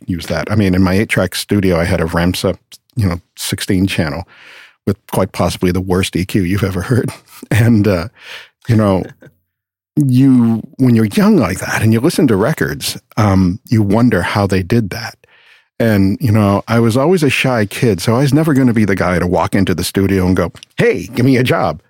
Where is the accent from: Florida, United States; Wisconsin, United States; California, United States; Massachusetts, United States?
Massachusetts, United States; Boston; moved away as an adult; also born or lived in West Palm Beach; I'm from Boston originally